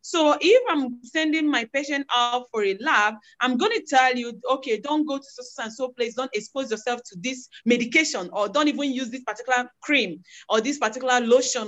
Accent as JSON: {"language": "English", "area": "Igbo", "region": "Igboland", "country": "Nigeria", "also_born_or_lived": "Philippines", "first_language": "Igbo", "second_language": "English", "moved": "as an adult", "said": "I'm from Igbo in Nigeria. In Nigeria, my tribe is Igbo. So I speak Igbo language"}